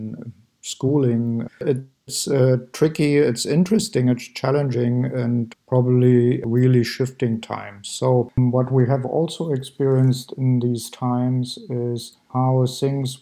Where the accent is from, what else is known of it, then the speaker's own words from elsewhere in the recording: East Germany, Germany; moved away as an adult; also born or lived in Amsterdam / Berlin; I grew up in East Germany.